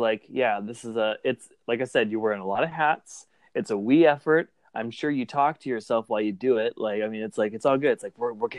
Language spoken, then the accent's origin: English; Clarksville, Tennessee, United States; I'm from Clarksville, Tennessee.